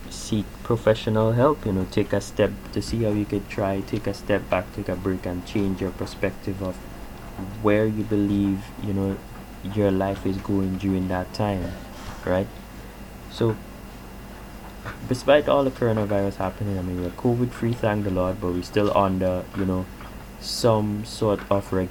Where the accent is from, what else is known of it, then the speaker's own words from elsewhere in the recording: Canada; just speaking you know as a Canadian and how I you know view the the impact that coronavirus has had on me